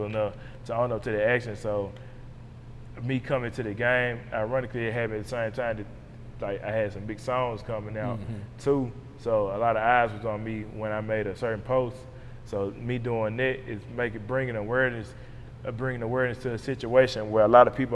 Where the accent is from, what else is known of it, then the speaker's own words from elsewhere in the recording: Memphis, Tennessee, United States; this is my hometown